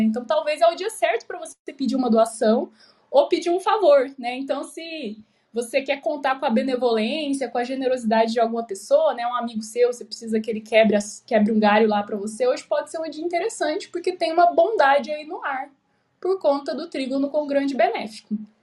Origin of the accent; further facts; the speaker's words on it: Goiânia, Goiás, Brazil; now in Curitiba, Brazil; Porque eu moro em Curitiba, mas eu sou de Goiânia